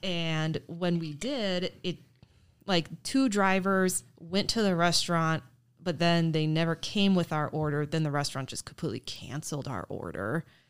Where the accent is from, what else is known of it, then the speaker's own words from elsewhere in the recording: north of Green Bay, Wisconsin, United States; I grew up and was born and raised north of Green Bay in a tiny little town